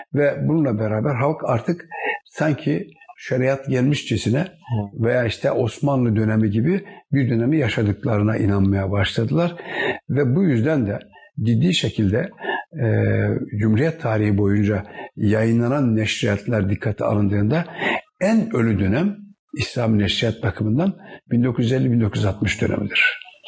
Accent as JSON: {"language": "Turkish", "region": "Kahramanmaraş", "country": "Turkey", "tie": "born or raised there", "said": "1946 Maraş doğumluyum. Daha doğrusu 1 Mayıs 1946 Maraş doğumluyum. Maraş merkez."}